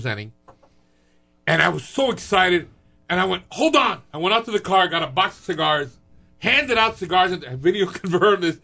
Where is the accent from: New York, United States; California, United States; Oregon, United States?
New York, United States; New York City; I'm from Queens.